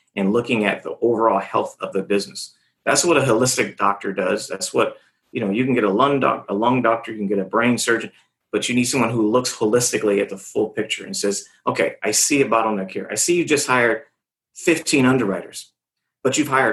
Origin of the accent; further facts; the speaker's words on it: California, United States; I'm from California. I'm from the area they're always selling in.